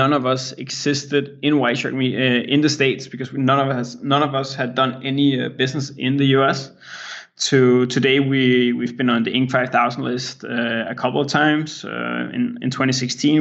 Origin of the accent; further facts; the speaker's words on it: Denmark; English is a second language; I'm born and raised in Denmark